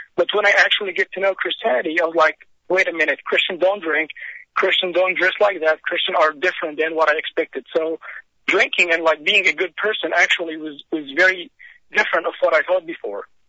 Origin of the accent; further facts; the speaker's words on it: Egypt; moved away as an adult; now in United States; I came from Egypt to U.S.